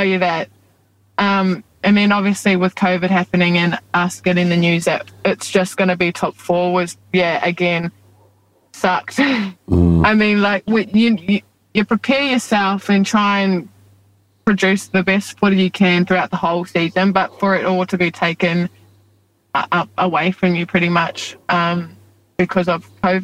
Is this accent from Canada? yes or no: no; New Zealand; now in Australia; I was born and raised for most of my life in New Zealand